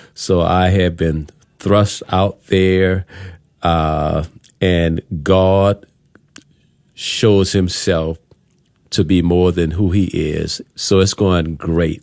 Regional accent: New Orleans, Louisiana, United States; moved away as an adult; now in Texas, United States; I am from the Big Easy, New Orleans, Louisiana, and I came here back in two thousand five, two thousand six

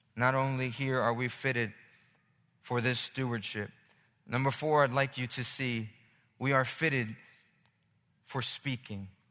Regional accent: Philadelphia, Pennsylvania, United States; now in Los Angeles, United States; I'm from Philly

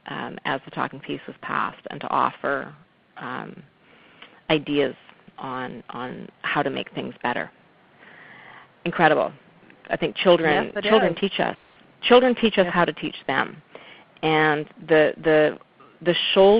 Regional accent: West Coast, British Columbia, Canada; I'm from the West Coast

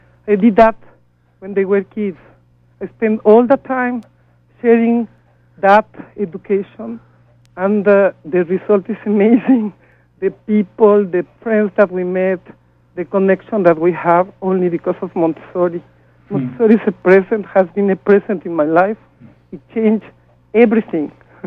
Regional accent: Mexico; moved away as an adult; 8 years ago, I came from Mexico.

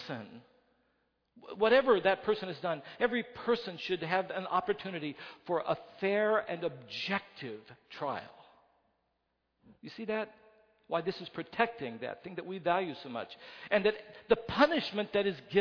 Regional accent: West Virginia, United States; I come from West Virginia.

